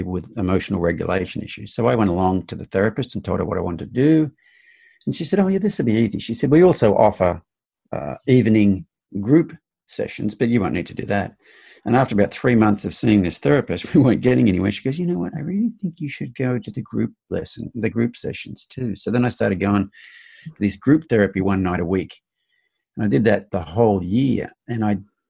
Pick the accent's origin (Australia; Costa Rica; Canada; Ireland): Australia; now in United States; growing up in Australia, my generation, you're taught boys don't cry